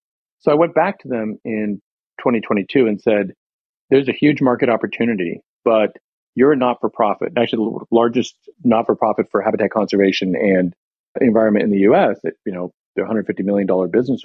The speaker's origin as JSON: {"language": "English", "town": "Long Beach", "region": "California", "country": "United States", "tie": "born or raised there", "moved": "yes", "lives_now": "Maryland, United States", "said": "I actually grew up in Southern California"}